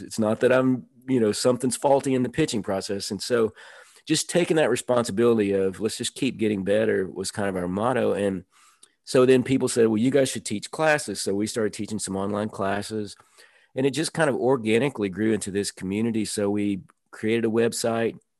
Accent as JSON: {"language": "English", "town": "Nashville", "region": "Tennessee", "country": "United States", "tie": "born or raised there", "said": "I grew up in Nashville in the suburbs"}